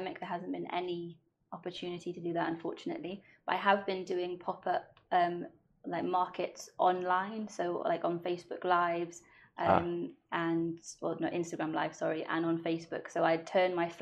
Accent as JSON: {"language": "English", "region": "Wales", "country": "United Kingdom", "first_language": "Welsh", "second_language": "English"}